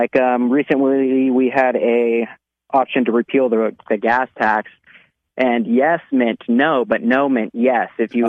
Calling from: California, United States; Yeah, I'm calling from California. I live in Reeves County over here.

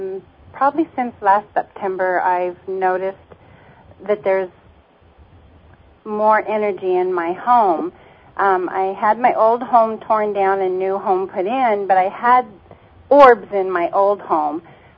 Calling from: Mojave Valley, Arizona, United States; I'm from Mojave Valley, Arizona.

